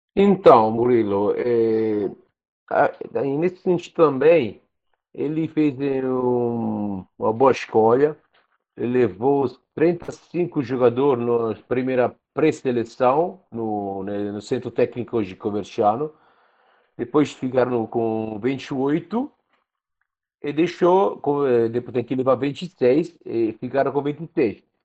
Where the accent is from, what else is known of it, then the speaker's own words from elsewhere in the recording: Rome, Lazio, Italy; Portuguese is a second language; da Itália, de Roma